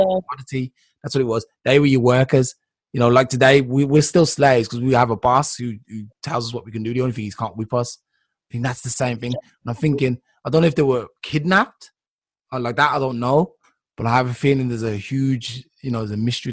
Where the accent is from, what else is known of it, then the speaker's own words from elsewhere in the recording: England, United Kingdom; I'm from England